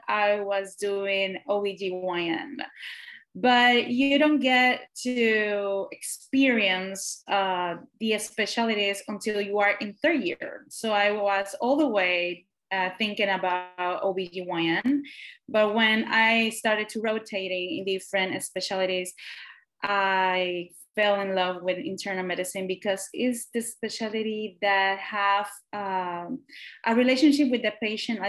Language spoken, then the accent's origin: English; Puerto Rico; also born or lived in Guadalajara, Mexico; I am from Puerto Rico